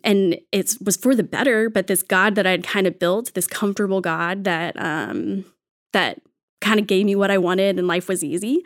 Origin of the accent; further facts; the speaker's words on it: Texas, United States; I'm from Texas, so from the Bible Belt South.